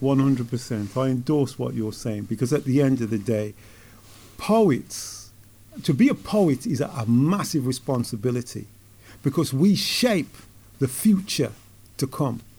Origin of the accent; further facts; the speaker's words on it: Wolverhampton, West Midlands, United Kingdom; As a lad growing up in Wolverhampton